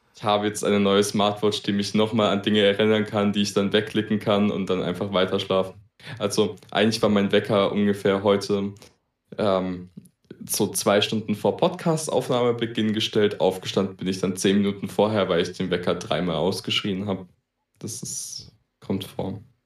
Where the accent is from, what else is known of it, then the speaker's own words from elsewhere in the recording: Baden-Württemberg, Germany; ich komme aus Baden-Württemberg.